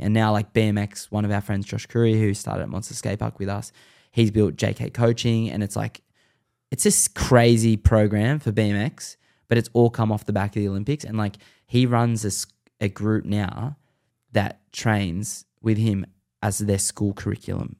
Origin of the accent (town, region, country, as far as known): Sydney, New South Wales, Australia